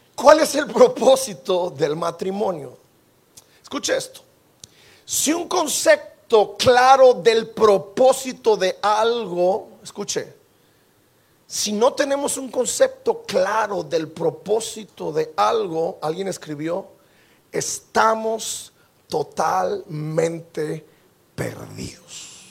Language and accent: Spanish; Mexico; Como buen mexicano